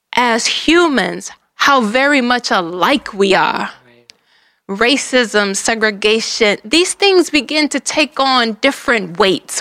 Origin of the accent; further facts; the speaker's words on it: Detroit, Michigan, United States; I'm from Detroit